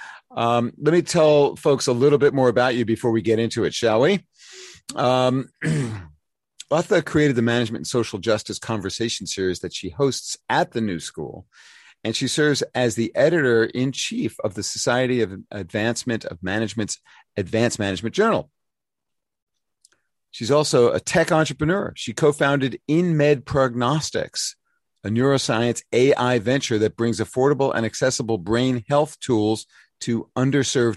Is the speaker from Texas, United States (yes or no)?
no; New York City, New York, United States; New School in New York City, my hometown